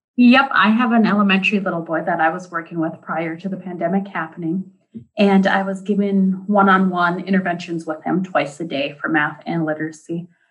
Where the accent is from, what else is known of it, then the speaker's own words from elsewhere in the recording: Deer River, Minnesota, United States; I am from Deer River, Minnesota